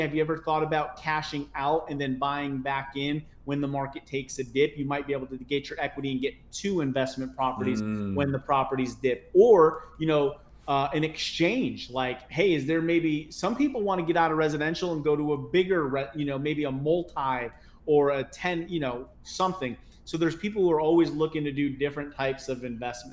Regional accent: Connecticut, United States; moved away; I'm originally from Connecticut

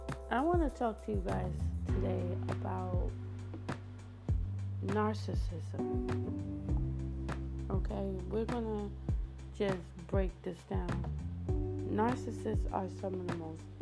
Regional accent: New York City, New York, United States; I'm from Brooklyn, New York.

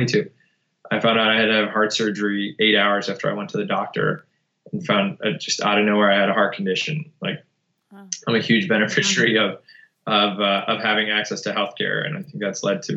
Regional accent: outside of Buffalo, New York, United States; moved away as an adult; we grew up outside of Buffalo in an auto parts community

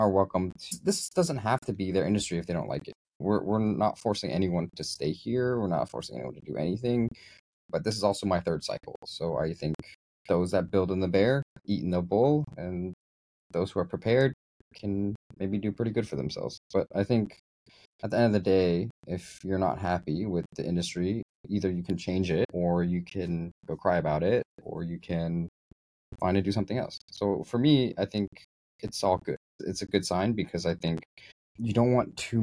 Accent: United States; moved away; I'm American.

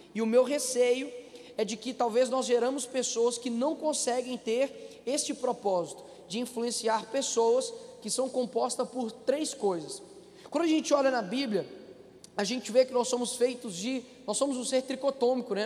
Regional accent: Belo Horizonte, Minas Gerais, Brazil; O meu avô fundou a Assembleia do Cabana, que foi a favela onde eu nasci.

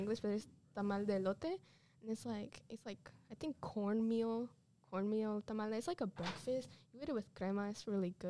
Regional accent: New York, United States; now in Indiana, United States; I grew up in New York

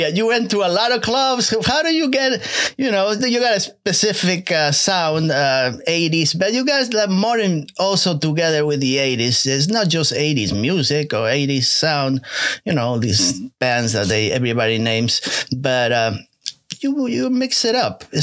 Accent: Paris, Île-de-France, France; English is a second language; we come from Paris.

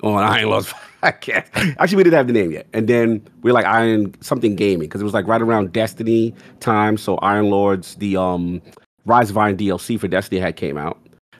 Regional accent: New York City, New York, United States; I grew up in the South Bronx

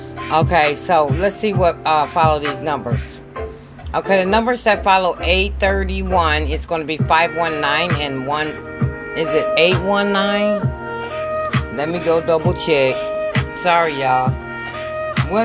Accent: Michigan, United States; I'm from Michigan

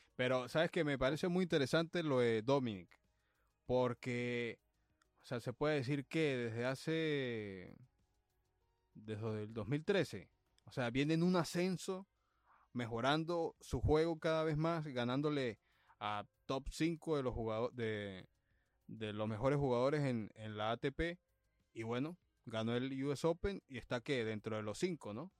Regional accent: El Vigía, Mérida, Venezuela; now in Los Angeles, United States; mi equipo de mi pueblo, el, el Vigía ah. Fútbol Club

